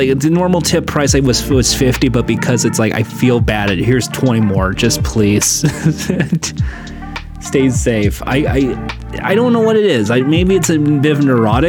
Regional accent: California, United States; I grew up in California my whole life.

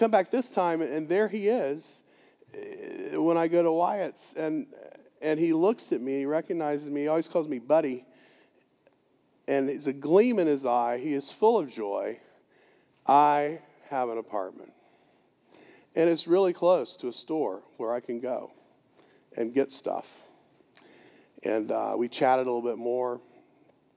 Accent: Gainesville, Florida, United States; moved away; Gainesville, Florida, my hometown

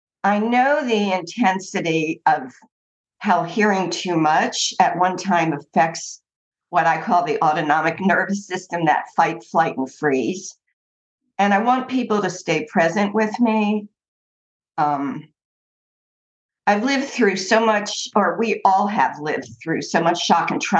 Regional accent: East Coast of the United States, United States; I grew up on the East Coast of the United States, in what was considered basically a Jewish middle-class neighborhood.

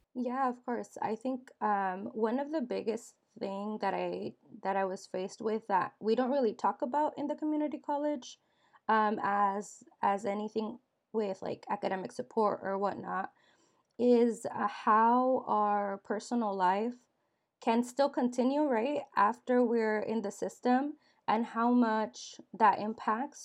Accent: Dixon, California, United States; I grew up in Dixon, California

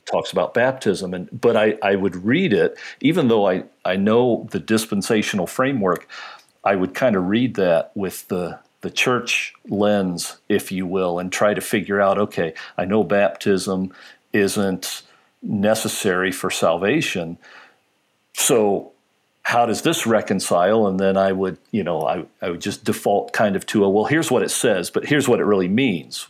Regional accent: Lima, Ohio, United States; moved away as an adult; also born or lived in Columbus, Ohio; now in upstate New York, United States; I'm actually from Ohio, grew up in, uh, in Ohio, uh, was actually born in Columbus

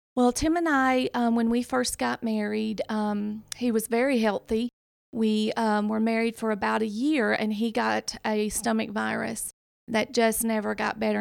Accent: Decatur, Alabama, United States; accent: Southern; I am actually from Decatur, Alabama

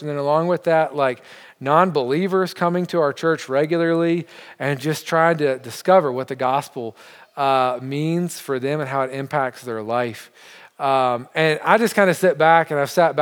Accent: United States; now in Montreal, Canada; as an American

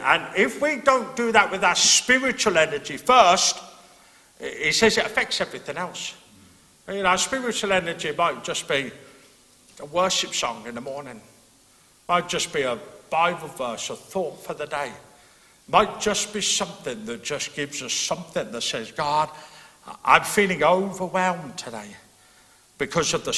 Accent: England, United Kingdom; now in Northern Ireland, United Kingdom; being an Englishman

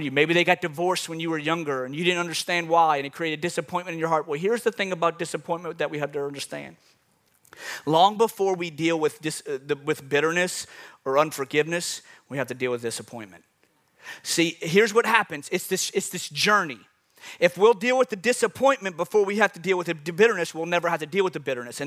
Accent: New Orleans, Louisiana, United States; I'm from New Orleans

